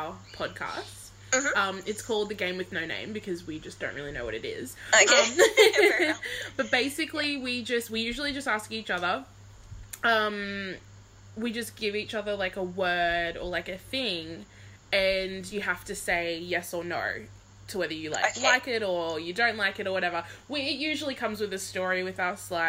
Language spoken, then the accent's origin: English; Coolangatta, Queensland, Australia; I live right on the border, so I live in Coolangatta